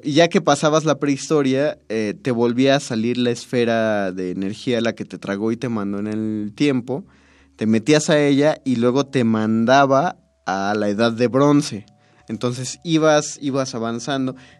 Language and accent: Spanish; Mexico City, Mexico; los chilangos